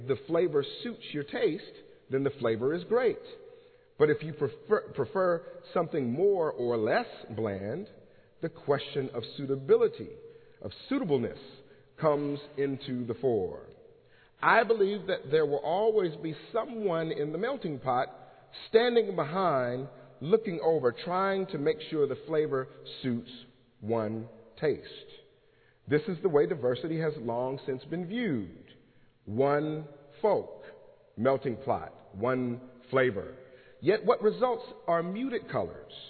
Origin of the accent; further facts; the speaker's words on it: Los Angeles, California, United States; moved away as an adult; now in Pennsylvania, United States; the faith experiences of myself growing up in Los Angeles, California